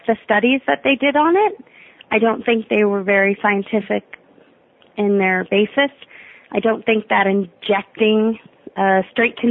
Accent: United States; we're American

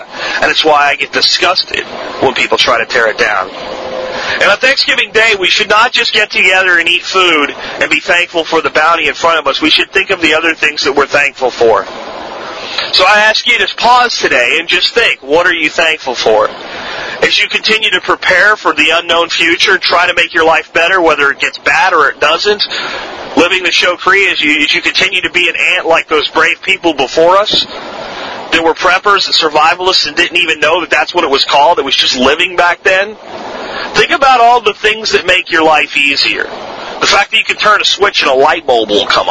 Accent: Florida, United States; accent: Florida; also born or lived in Pennsylvania; I moved from Pennsylvania to Florida with my family

